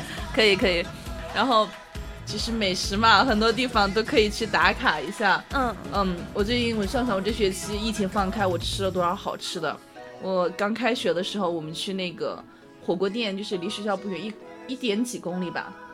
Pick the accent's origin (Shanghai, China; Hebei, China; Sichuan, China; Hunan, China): Sichuan, China; 我家乡不是，不是四川的嘛